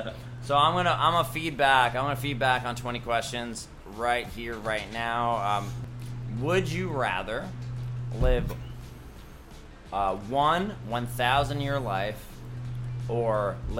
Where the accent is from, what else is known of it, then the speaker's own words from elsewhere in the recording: Iqaluit, Nunavut, Canada; I'm from Iqaluit. I don't know if I pronounced that right.